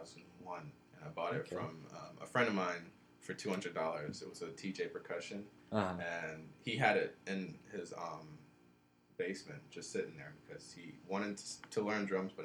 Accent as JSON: {"language": "English", "region": "New York", "country": "United States", "also_born_or_lived": "Jamaica", "lives_now": "Georgia, United States", "said": "From New York. Not born and raised, but I am from New York. Spent some time in Jamaica. Came to Georgia."}